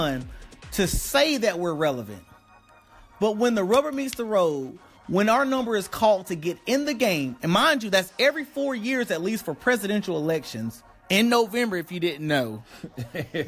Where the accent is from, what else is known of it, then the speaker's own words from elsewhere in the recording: the South, United States; I was raised in the South